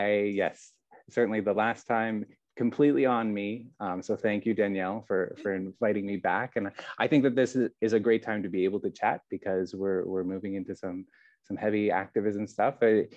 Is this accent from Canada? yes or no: yes; Canada; moved away as an adult; now in Taiwan; being a Canadian myself